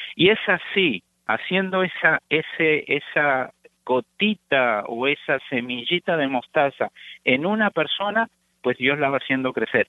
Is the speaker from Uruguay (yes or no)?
yes; Uruguay; now in United States; yo soy oriundo de Uruguay, junto con mi esposa somos uruguayos, nacidos allá, llevamos ya 33 años en los Estados Unidos